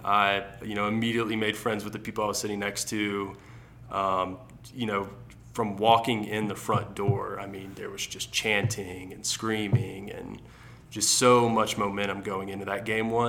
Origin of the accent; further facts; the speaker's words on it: Alabama, United States; Yeah, so like I was telling you earlier, you know, growing up in the South, football is like the sport that everybody's playing. Basketball is not so big down there. You know, especially in Ala